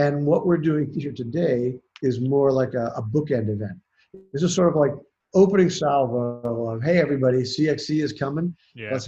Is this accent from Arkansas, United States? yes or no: no; Worthington, Ohio, United States; also born or lived in Columbus, Ohio / Santa Cruz Mountains, California; I grew up in Worthington